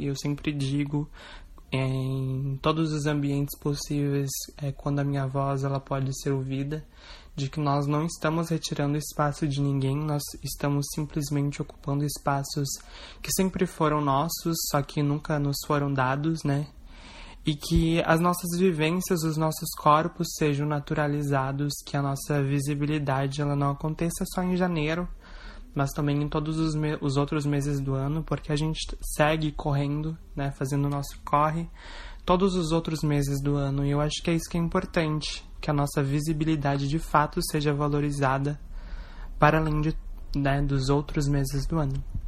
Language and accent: Portuguese; Igrejinha, Rio Grande do Sul, Brazil; eu tenho 23 anos de idade e eu sou de Igrejinha